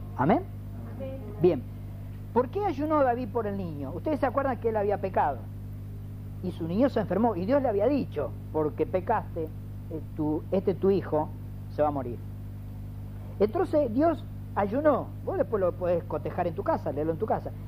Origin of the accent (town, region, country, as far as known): Ciudadela, Buenos Aires Province, Argentina